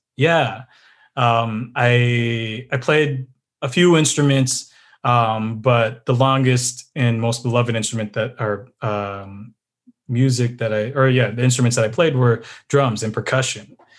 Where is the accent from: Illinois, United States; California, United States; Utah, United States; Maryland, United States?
California, United States; San Diego; also born or lived in Midwest; I grew up in San Diego